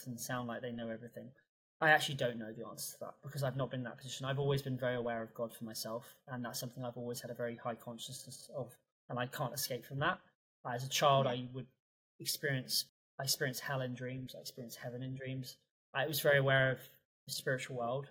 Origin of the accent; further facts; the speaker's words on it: England, United Kingdom; classical English polite person that I am.